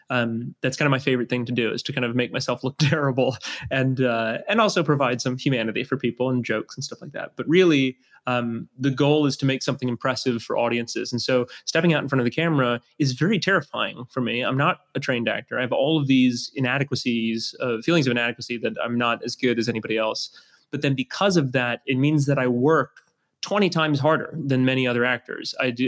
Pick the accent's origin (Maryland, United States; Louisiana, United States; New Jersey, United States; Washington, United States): Louisiana, United States; New Orleans; I grew up in New Orleans and always looked up to him.